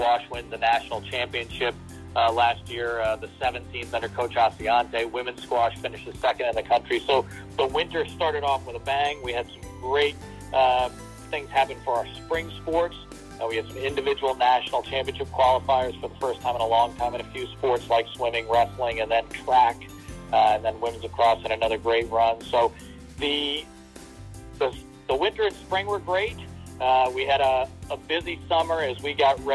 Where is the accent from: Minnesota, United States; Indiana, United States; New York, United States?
Minnesota, United States; Woodbury; also born or lived in Delaware; I grew up in Woodbury, Minnesota. It was just east of St. Paul, Minnesota